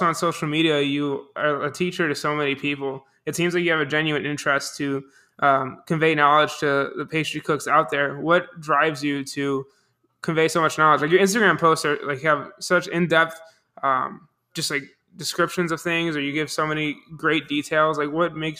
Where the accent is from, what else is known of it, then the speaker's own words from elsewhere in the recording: Buffalo, New York, United States; moved away; I'm from Buffalo, New York